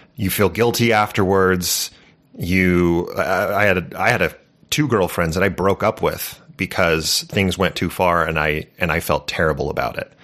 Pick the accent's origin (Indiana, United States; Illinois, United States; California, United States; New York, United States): California, United States; I grew up in California